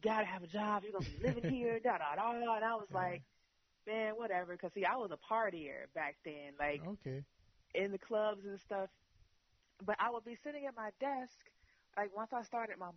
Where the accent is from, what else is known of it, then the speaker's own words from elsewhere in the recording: Chicago, Illinois, United States; I'm from Chicago. Chicago is a city of hustlers